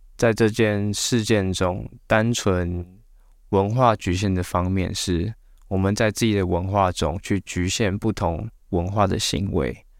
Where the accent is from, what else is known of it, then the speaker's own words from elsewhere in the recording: Taiwan; 我们台湾人